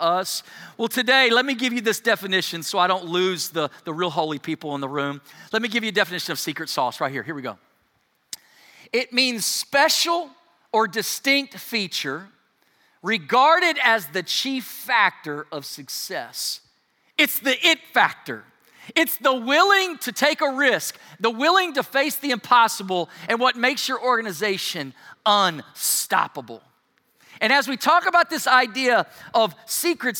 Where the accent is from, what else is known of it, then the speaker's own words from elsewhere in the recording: United States; being an American